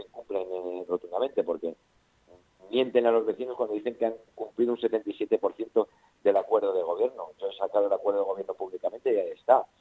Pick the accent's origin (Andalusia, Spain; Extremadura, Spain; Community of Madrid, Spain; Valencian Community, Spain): Community of Madrid, Spain; Alcorcón; es mi pueblo, es mi gente, es mi familia calles son las calles donde me he criado, donde he crecido